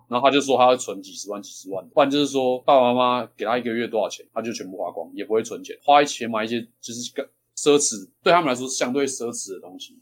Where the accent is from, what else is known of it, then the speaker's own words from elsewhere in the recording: Xindian, New Taipei, Taiwan; 我是土生土长的新店人